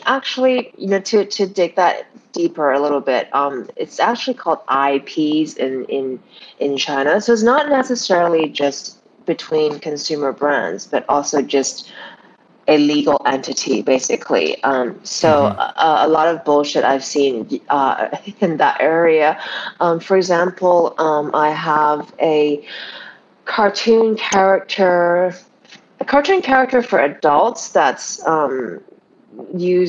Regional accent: Canada; moved away; I was raised in Canada, I've been around the world, I've been kind of all over the place

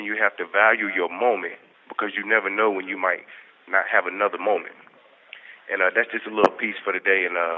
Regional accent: Martinsville, Virginia, United States; I'm from Martinsville, Virginia.

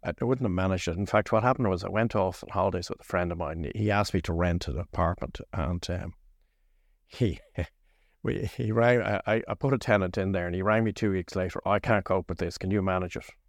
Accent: Lucan, Leinster, Ireland; I grew up in Lucan when Lucan was a village.

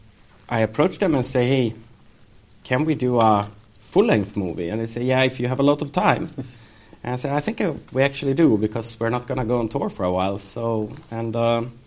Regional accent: Sweden; when we grew up in Sweden, so we studied Second World War

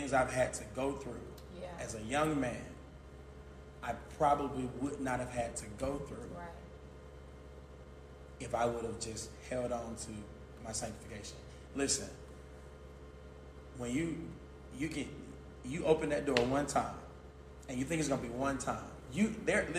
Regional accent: Albany, Georgia, United States; I'm from Albany, Georgia

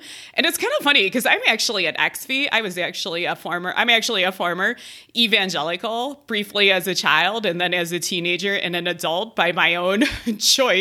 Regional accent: Ohio, United States; now in Colorado, United States; I have this Midwestern family. I'm from Ohio

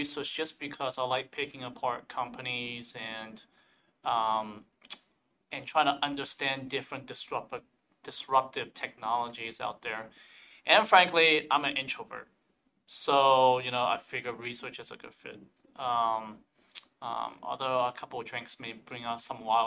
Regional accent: South Carolina, United States; moved away; I'm a Southerner at heart. I grew up in South Carolina.

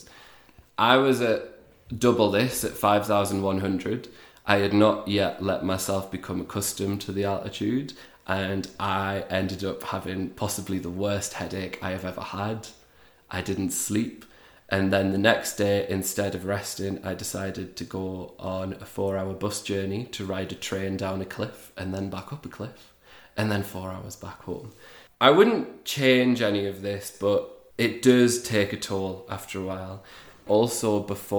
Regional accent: Newcastle upon Tyne, North East England, United Kingdom; moved away as an adult; also born or lived in Lugo, Spain; now in Ecuador; I'm from Newcastle. If you don't know it, it's a lovely town in the northeast of England

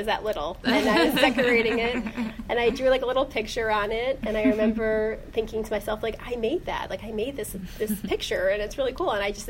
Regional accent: Orange, Ohio, United States; also born or lived in Pepper Pike, Ohio; So I'm from Cleveland. I grew up in Orange.

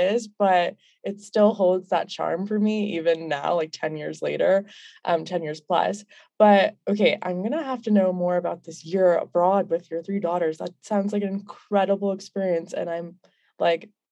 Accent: United States; growing up in the States, my family is a Pakistani, so I'm first gen

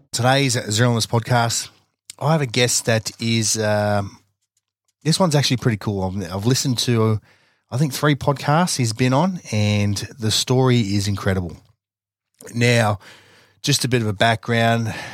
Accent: Australia; most of us have grown up here in Australia

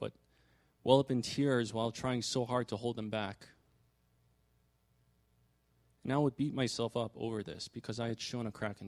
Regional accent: New York metro area, United States; I was born and raised in the New York metro area by my parents, who were immigrants from Korea

